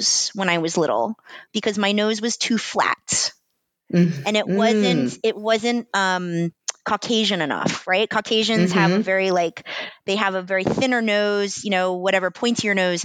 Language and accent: English; United States; accent: American; also born or lived in Atlanta, Georgia; being the American cousin. And I would go to Singapore and they would make fun of my American accent